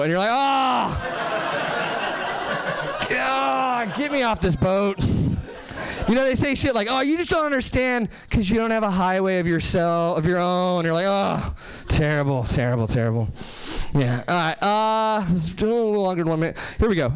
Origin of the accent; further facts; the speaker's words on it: Hesperia, California, United States; now in Seattle, United States; I'm actually from Southern California originally. Uh, nowhere famous, just like the Mojave Desert, Hesperia, California.